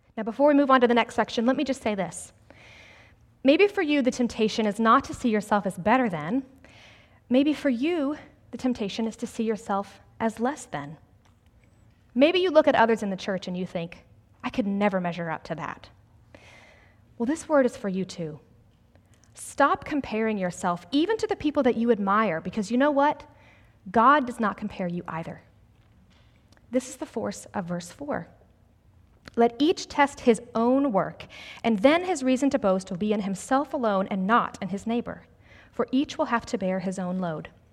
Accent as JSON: {"language": "English", "town": "Greenville", "region": "South Carolina", "country": "United States", "tie": "born or raised there", "also_born_or_lived": "New Jersey", "said": "I grew up in the South, actually right here in Greenville"}